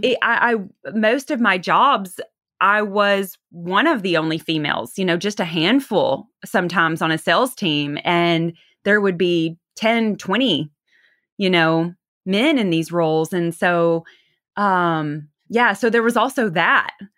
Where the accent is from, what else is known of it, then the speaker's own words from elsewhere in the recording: the South, United States; accent: twang; now in Los Angeles, United States; I'm from the South originally, hence that twang